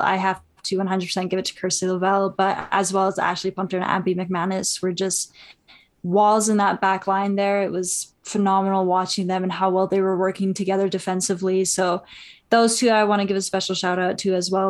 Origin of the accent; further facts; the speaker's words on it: Canada; I'm Canadian